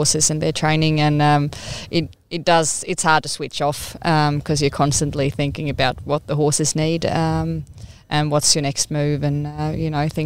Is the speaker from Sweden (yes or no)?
yes; Sweden; moved away as an adult; also born or lived in New Zealand / Melbourne, Australia; now in Australia; I'm Swedish, or I grew up in Sweden